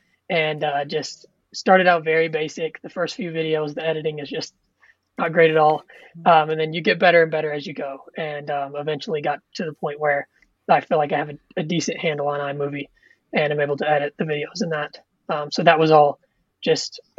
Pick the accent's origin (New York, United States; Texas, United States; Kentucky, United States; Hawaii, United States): Kentucky, United States; moved away; I grew up in Kentucky